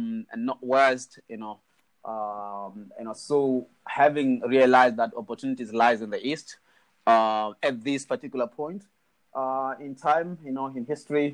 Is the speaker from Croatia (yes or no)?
no; Zimbabwe; moved away as an adult; also born or lived in United States / South Africa; now in Hong Kong; I'm from Zimbabwe. I was born in Zimbabwe, grew up there, studied a bit in America, lived in South Africa for a bit, came to Hong Kong.